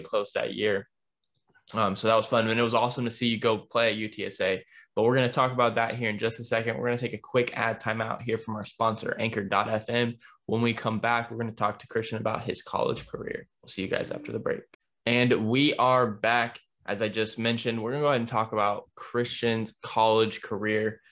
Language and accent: English; Dallas, Texas, United States; growing up in Dallas